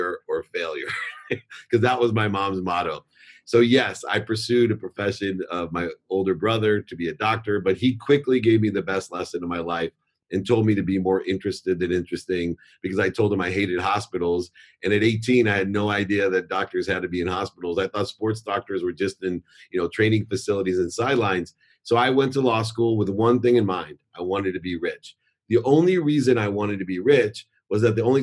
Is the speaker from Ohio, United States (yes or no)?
yes; Akron, Ohio, United States; also born or lived in San Diego, California; now in Orange County, United States; I grew up in Akron, Ohio